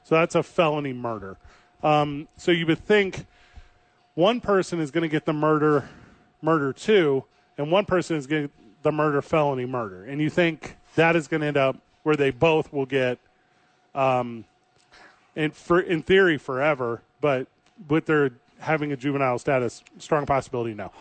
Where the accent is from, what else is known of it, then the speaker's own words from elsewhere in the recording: St. Louis, Missouri, United States; moved away; this girl that I grew up with in my hometown of St. Louis, Missouri